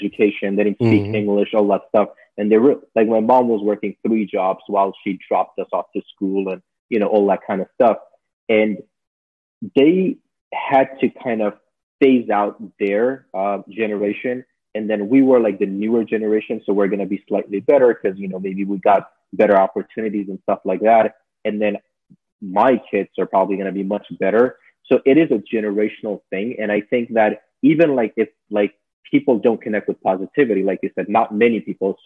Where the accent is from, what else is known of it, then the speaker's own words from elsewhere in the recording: Jersey City, New Jersey, United States; also born or lived in Miami; growing up in Jersey City back in like the 90s